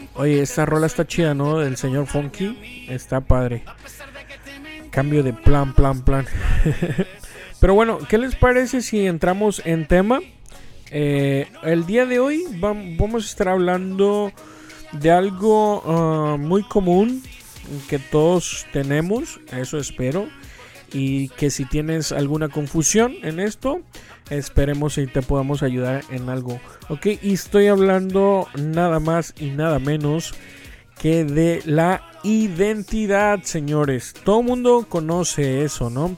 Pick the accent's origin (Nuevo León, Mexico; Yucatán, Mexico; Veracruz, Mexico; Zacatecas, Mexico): Veracruz, Mexico; aquí su servilleta nació en Veracruz, Veracruz, México. Y todo el mundo me dice que soy jarocho